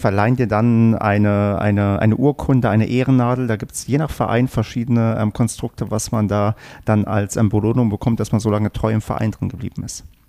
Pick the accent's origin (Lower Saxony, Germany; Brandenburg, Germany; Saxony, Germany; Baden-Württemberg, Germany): Brandenburg, Germany; now in North Rhine-Westphalia, Germany; was ich in meiner Jugend in Brandenburg gehört hatte, was aber dann hier in NRW keiner benutzt